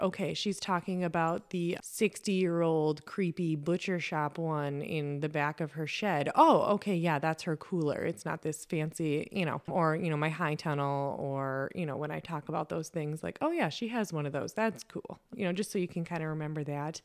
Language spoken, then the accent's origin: English; Lake Benton, Minnesota, United States; growing up in Lake Benton, Minnesota, on the corner of Highway seventy-five, just four miles north of town